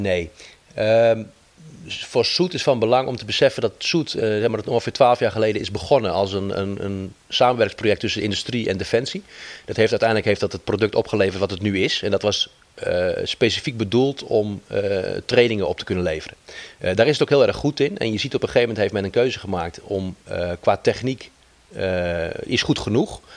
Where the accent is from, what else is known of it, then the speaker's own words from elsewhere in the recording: Netherlands; wij als Nederlander heel pragmatisch zijn